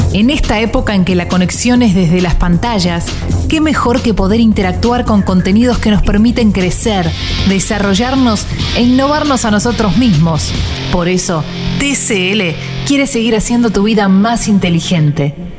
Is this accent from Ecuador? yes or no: no; Argentina; acá somos tres argentinos